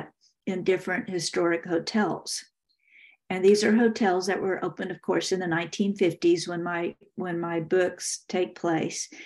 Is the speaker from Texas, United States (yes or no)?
yes; Texas, United States; moved away as an adult; also born or lived in New York City; now in Washington, United States; I'm from Texas, so I return a lot in the wintertime